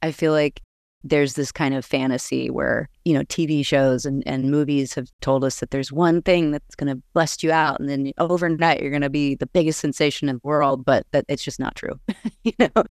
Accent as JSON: {"language": "English", "town": "Austin", "region": "Texas", "country": "United States", "said": "I am a musician from Austin, Texas"}